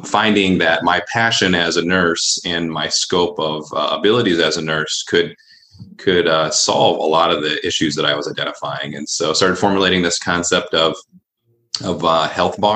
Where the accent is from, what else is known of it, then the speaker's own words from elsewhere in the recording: Allegan, Michigan, United States; also born or lived in Grand Rapids, Michigan; So I grew up in Allegan, just south here of Grand Rapids, and found my way up to the city through college